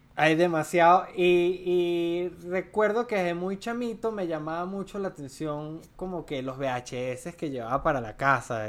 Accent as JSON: {"language": "Spanish", "region": "Mérida", "country": "Venezuela", "moved": "as an adult", "lives_now": "Colombia", "said": "soy andino, soy de Mérida"}